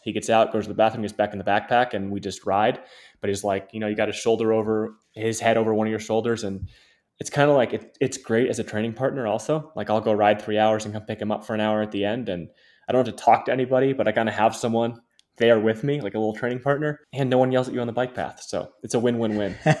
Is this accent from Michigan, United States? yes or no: yes; Ann Arbor, Michigan, United States; also born or lived in Memphis, Tennessee; grew up in Michigan, born in Memphis, Tennessee, but grew up in Michigan since I was two years old